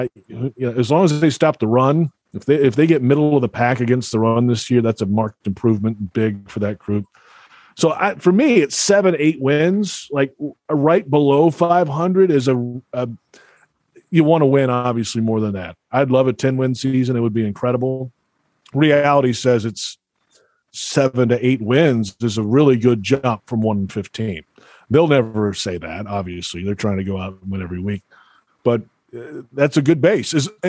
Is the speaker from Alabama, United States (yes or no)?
yes; Alabama, United States; moved away; I grew up in Alabama.